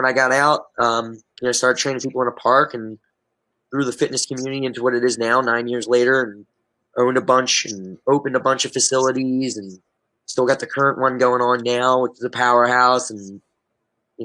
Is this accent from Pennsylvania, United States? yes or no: yes; Delaware County, Pennsylvania, United States; I grew up in Delaware County, Pennsylvania